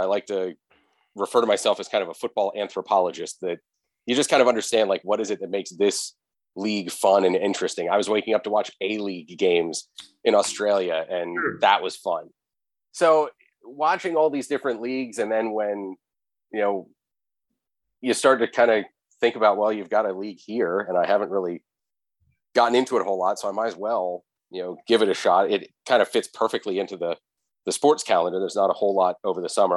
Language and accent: English; central Pennsylvania, United States; I'm in central Pennsylvania